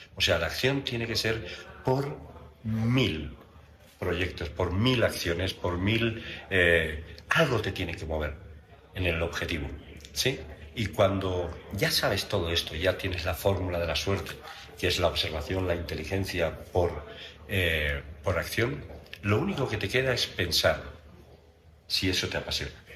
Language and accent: Spanish; Valencia, Valencian Community, Spain; now in Mexico; donde yo nací en Valencia, en España